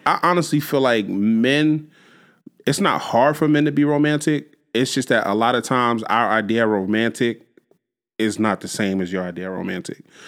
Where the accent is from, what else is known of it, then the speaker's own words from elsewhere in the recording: Jersey City, New Jersey, United States; I grew up in Jersey City. I grew up on Union Street in Jersey City